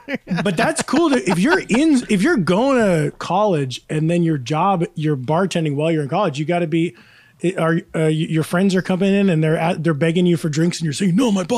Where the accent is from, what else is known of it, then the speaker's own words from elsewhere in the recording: Kingston, New York, United States; I'm from the Hudson Valley. I'm from the Kingston Woodstock area.